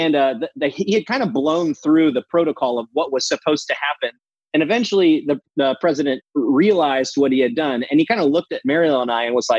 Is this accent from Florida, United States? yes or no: yes; Gulf Coast of Florida, United States; I grew up on the Gulf Coast of Florida